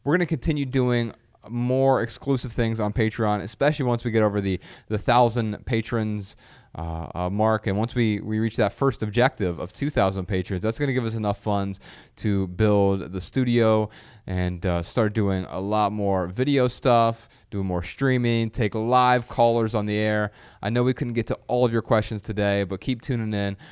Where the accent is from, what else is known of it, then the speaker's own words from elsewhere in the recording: Dayton, Ohio, United States; moved away; being back in Dayton, my hometown